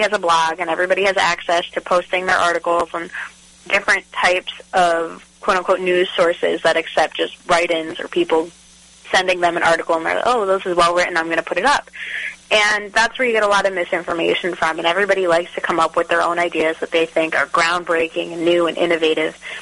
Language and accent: English; New England, United States; now in Texas, United States; I'm from New England